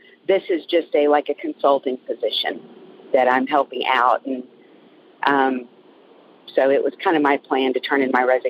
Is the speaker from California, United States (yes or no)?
no; San Antonio, Texas, United States; I'm calling you from the middle of nowhere, Texas, but I'm from San Antonio.